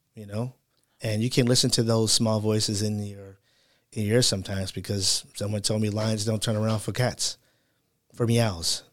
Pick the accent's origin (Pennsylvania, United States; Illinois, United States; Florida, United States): Illinois, United States; Chicago; I'm from Chicago, so we say Michael Jordan is our hero